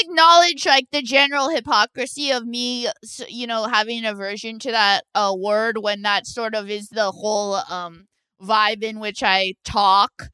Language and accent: English; Orange County, California, United States; I am from Orange County